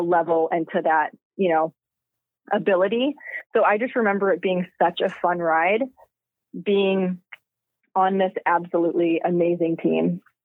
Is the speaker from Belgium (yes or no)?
no; Trail, British Columbia, Canada; now in Akron, United States; I'm from Trail, BC.